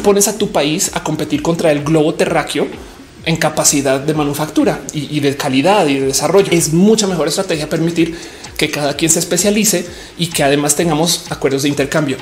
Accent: Mexico

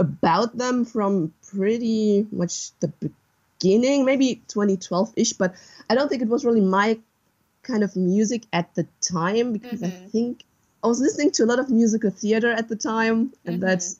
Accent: western Germany, Germany; English is a second language; I'm from Germany, from the west of Germany.

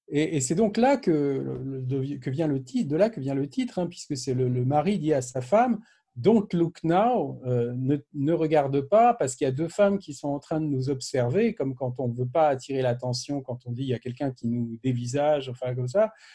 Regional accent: Paris, Île-de-France, France; chez nous à Paris

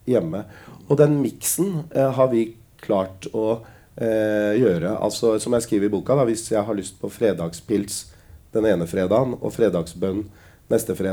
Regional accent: Lier, Buskerud, Norway; also born or lived in Drammen; Jeg er fra Lier. Ja. Å oh ja, hvor er, uh, hvor er, du opprinnelig fra? Nei, jeg er opprinnelig født i Drammen.

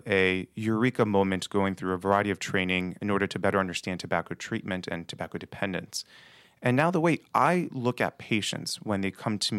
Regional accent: Baltimore, Maryland, United States; I'm born and raised in Baltimore City. Grew up actually in that block away from here in the Greektown area.

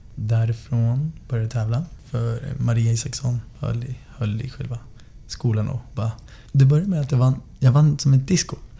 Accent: Västerås, Västmanland, Sweden; Jag är uppvuxen i Västerås sen sex år

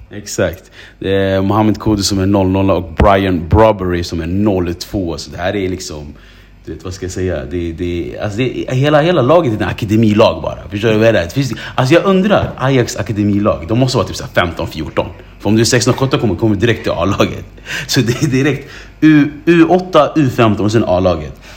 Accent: Sweden; jag som svensk som bor i Sverige

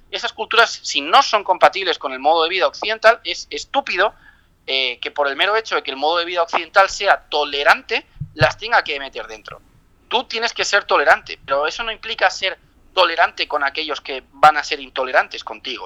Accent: Spain; como ciudadano español

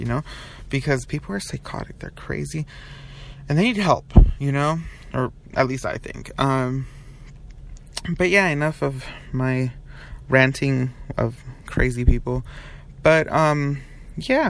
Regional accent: Long Beach, California, United States; moved away; I am from Long Beach.

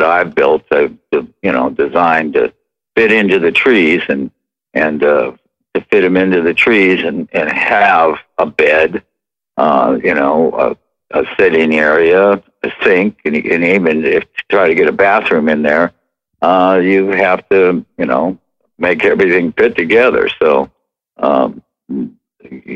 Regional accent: Midwest, United States; moved away; I grew up in the Midwest and there wasn't really tree houses where I was

